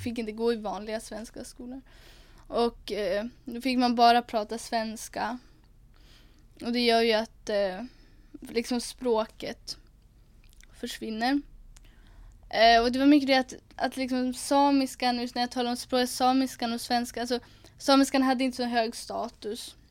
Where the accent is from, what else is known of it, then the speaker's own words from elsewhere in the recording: Umeå, Västerbotten County, Sweden; Jag är 19 eh, år och bor här i Umeå. Uppvuxen här och kommer härifrån staden